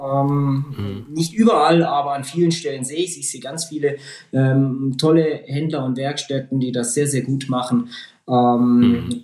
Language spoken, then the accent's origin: German; Lake Constance, Germany; now in Ulm, Germany; in meine Heimat am Bodensee